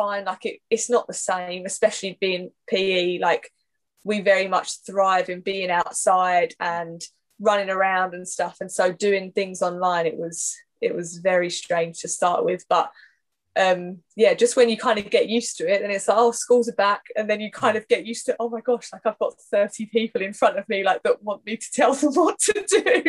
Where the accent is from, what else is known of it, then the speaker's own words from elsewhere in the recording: Essex, East of England, United Kingdom; I'm from Essex, born and bred, barely left the place. Yeah, I've literally been here my whole life